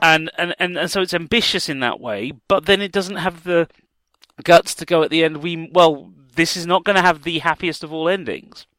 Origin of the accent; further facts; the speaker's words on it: South Africa; moved away; my background as a South African political refugee